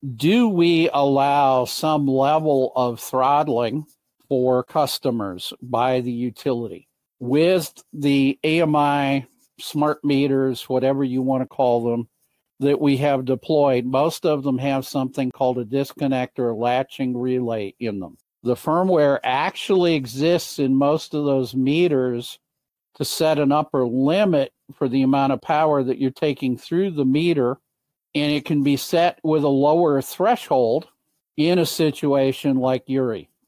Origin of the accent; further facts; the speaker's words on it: Michigan, United States; in Michigan, my home state